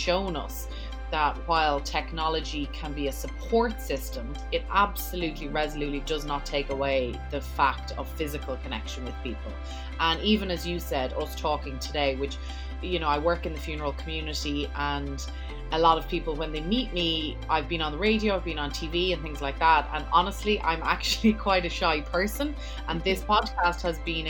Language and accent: English; Dublin, Leinster, Ireland; moved away as an adult; now in New York, United States